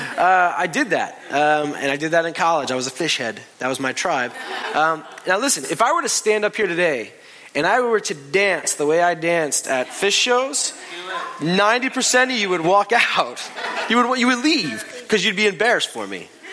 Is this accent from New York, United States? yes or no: yes; New York City, New York, United States; We're from New York